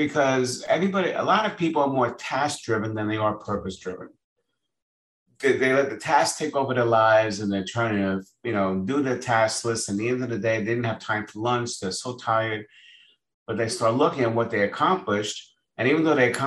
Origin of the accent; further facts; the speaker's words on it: New York, United States; moved away as an adult; now in Florida, United States; I was born in New York. I just moved to Florida.